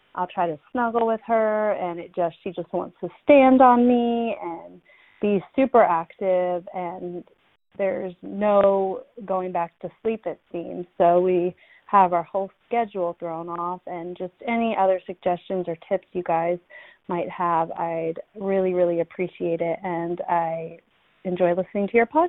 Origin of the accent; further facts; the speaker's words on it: Atlanta, Georgia, United States; Hey, moms. … I'm from Atlanta, Georgia.